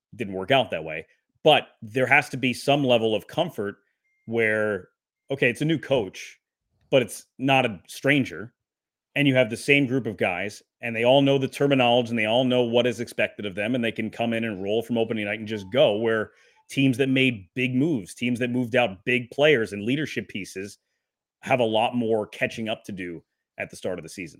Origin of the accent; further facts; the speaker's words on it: Wisconsin, United States; I was born in Wisconsin